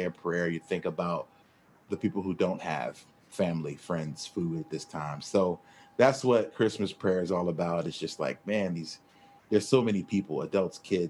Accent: Philadelphia, Pennsylvania, United States; I'm from Philadelphia

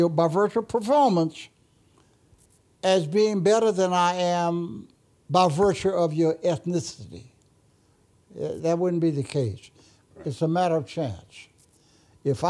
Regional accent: Bartow, Florida, United States; I grew up here in West Bartow, then moved here in 54, my grandmother

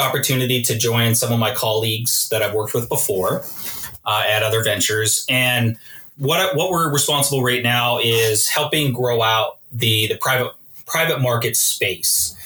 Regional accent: Edmonton, Alberta, Canada; I'm an Alberta boy. I was born here in Edmonton. Grew up in Edmonton during the Gretzky dynasty.

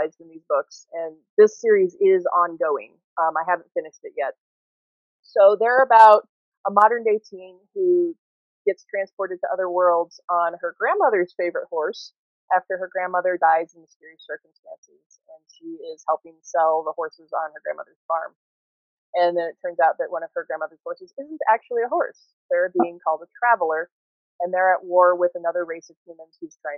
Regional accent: Ohio, United States; moved away as an adult; now in Colorado, United States; I'm from Ohio. Or I grew up in Ohio anyway

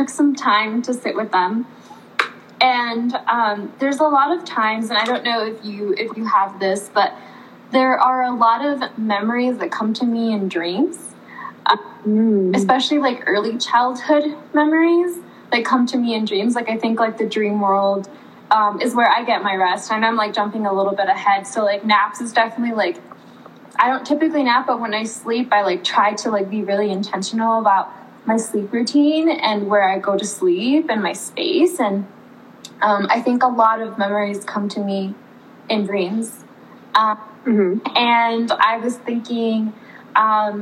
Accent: Raleigh, North Carolina, United States; also born or lived in Oxnard, California / Mexico; I grew up in Raleigh, North Carolina, and my family comes through California, where I was born, in Oxnard, California

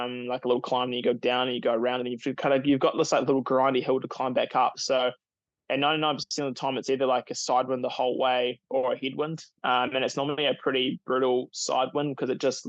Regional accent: Taupo, Waikato, New Zealand; I was born in Taupo

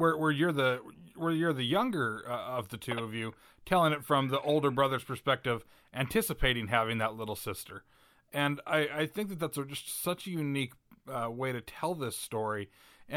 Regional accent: Utah, United States; I grew up in Utah, and I came from a family of 4 people

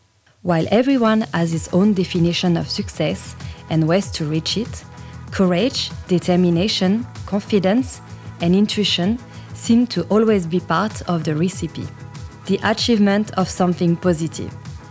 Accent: France; moved away as an adult; now in Melbourne, Australia; I'm from France, and I've been living in Melbourne for many years.

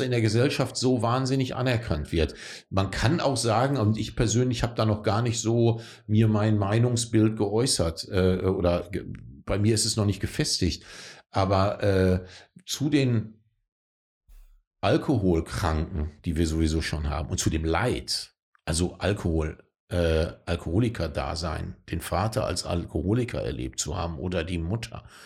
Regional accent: North Rhine-Westphalia, Germany; ich bin in Nordrhein-Westfalen groß geworden

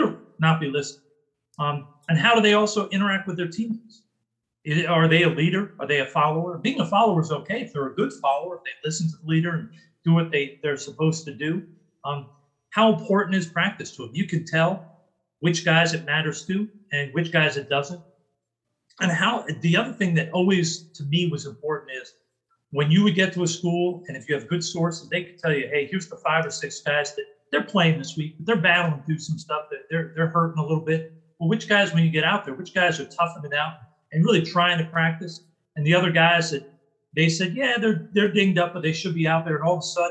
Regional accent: New York, United States; I'm a kid from New York

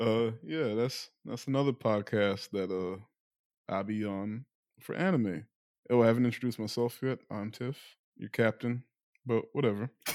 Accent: Guyana; I'm not Latino or Hispanic, but, like, I'm from South America, which isn't saying much because Guyana gets lumped in with the Caribbean

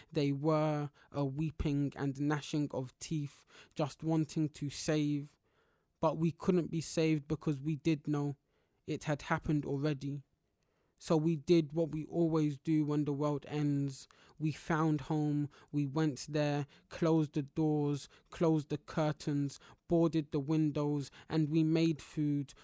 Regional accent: London, United Kingdom; growing up in Black parts of London

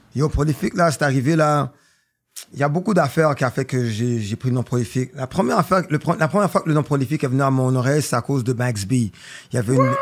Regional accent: Montreal, Quebec, Canada; Je viens de la ville, bro. Je viens de Montréal

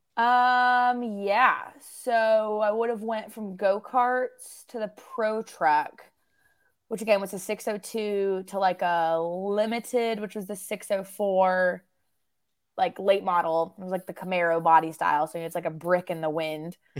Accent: Southern Idaho, United States; moved away as an adult; now in North Carolina, United States; I'm born and raised in Southern Idaho, grew up out there

